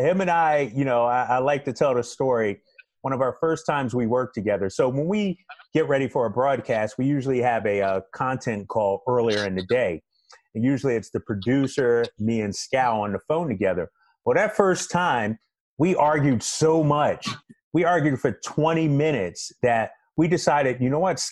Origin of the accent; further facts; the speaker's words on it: Philadelphia, Pennsylvania, United States; growing up in Philadelphia